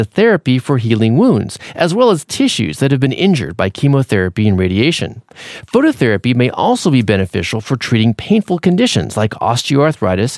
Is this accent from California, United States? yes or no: yes; San Francisco Bay Area, California, United States; my hometown in the San Francisco Bay Area